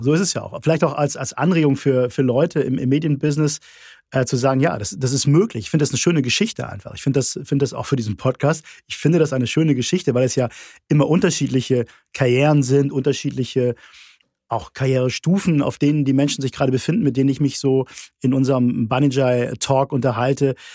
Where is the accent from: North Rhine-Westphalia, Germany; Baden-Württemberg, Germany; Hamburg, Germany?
Hamburg, Germany; ich bin Hamburger